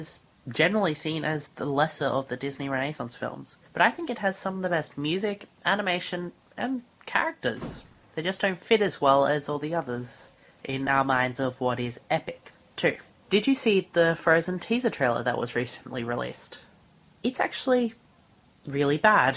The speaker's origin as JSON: {"language": "English", "country": "Australia", "said": "I'm from Australia"}